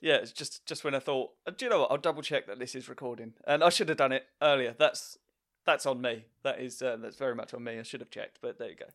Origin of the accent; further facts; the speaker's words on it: Essex, East of England, United Kingdom; I always lived in this area, anyway, within, in a ten mile radius.